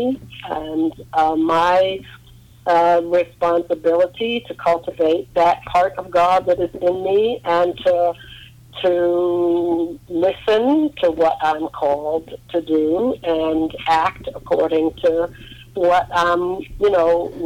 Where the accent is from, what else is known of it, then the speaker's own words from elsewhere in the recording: New York, United States; moved away as an adult; also born or lived in Harlem / Western Massachusetts / Northern Virginia; We grew up in New York